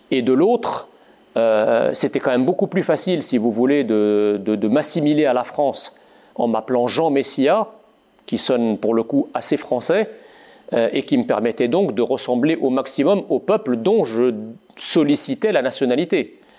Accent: Egypt; born there; quand je suis né dans l'Égypte des, années 70

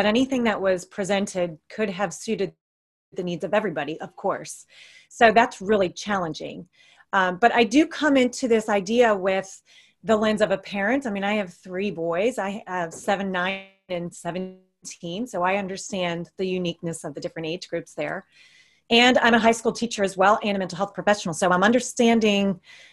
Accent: United States; moved away; I'm from the States. All my family, extended family is there.

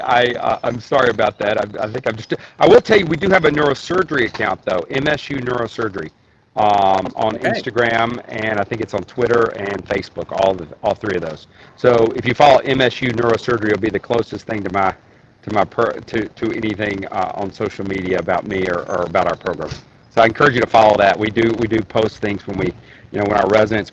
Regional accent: Tennessee, United States; now in Michigan, United States; as you can probably tell from my accent, I am from Tennessee, hence I'm in Tennessee today

